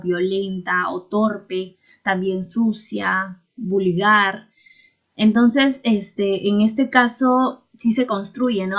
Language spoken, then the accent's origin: Spanish; Huancayo, Junín, Peru; yo soy de Huancayo